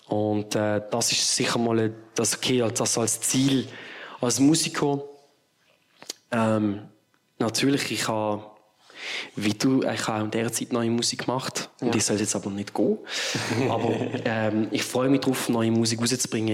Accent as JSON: {"language": "German", "town": "Bottmingen", "region": "Basel-Landschaft", "country": "Switzerland", "tie": "born or raised there", "said": "Bottmingen, dort wo ich aufgewachsen bin"}